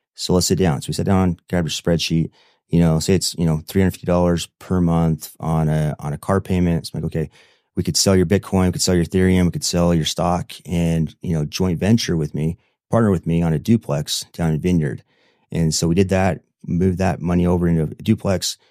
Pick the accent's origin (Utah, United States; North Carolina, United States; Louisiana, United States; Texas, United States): Utah, United States; Manti; I'm from Manti, Utah